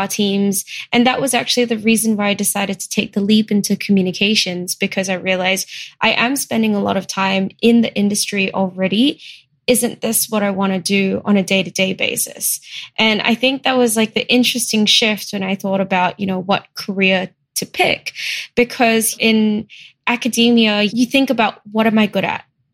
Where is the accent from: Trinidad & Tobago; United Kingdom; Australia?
Australia; Melbourne, Victoria; moved away as an adult; now in Singapore; I actually moved to Australia, where I grew up in primary school, high school, uni in Melbourne